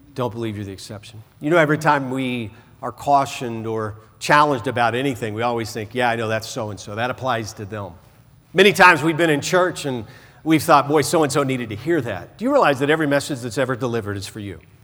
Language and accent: English; the South, United States; growing up in the South